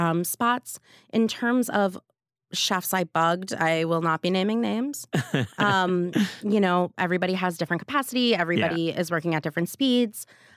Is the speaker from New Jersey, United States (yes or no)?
yes; New Jersey, United States; I am from New Jersey. I am a proud Jersey kid.